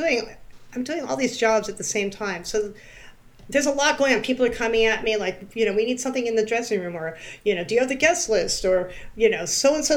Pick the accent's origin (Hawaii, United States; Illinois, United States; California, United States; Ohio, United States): California, United States; also born or lived in New York; now in Valley Cottage, New York, United States; I grew up in California